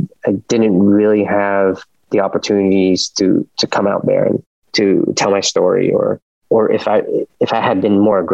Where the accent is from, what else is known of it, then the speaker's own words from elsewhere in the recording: Orange County, California, United States; also born or lived in Vietnam; as an immigrant growing up in Orange County